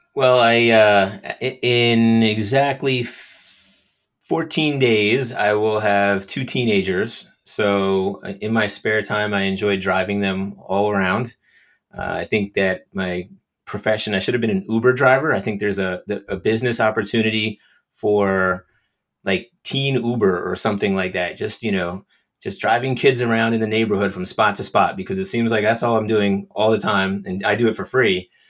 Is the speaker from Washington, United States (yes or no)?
no; New Jersey, United States; also born or lived in Australia; I was born and raised in New Jersey, so I've lived in New Jersey